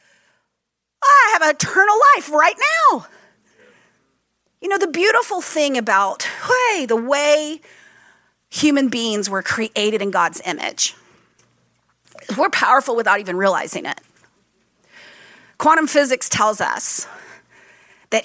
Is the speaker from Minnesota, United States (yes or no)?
no; Texas, United States; moved away; I'm from Texas originally